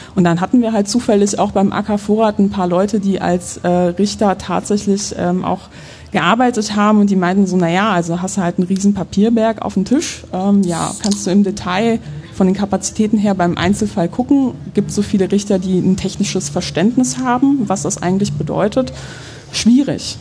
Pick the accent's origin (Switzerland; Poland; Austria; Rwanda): Poland; now in Germany; ich bin gebürtig aus Polen. Das heißt, ich bin mit so Horrorgeschichten über übergriffige Staaten auch groß geworden